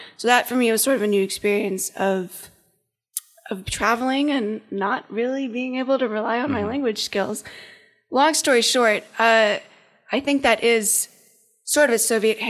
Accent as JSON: {"language": "English", "country": "United States", "tie": "born or raised there", "said": "even though I was born in America."}